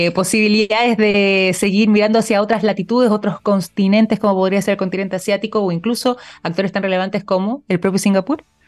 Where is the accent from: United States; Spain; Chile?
Chile; nosotros también como chilenos